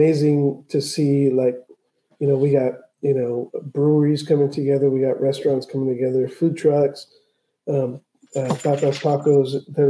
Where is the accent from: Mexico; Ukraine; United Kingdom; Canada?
Mexico; Tijuana, Baja California; born there; I was born in Tijuana.